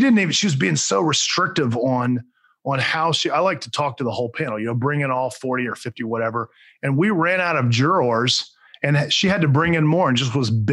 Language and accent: English; Alachua County, Florida, United States; now in Orlando, United States; Alachua County, I actually grew up there. That's my hometown. I live in Orlando now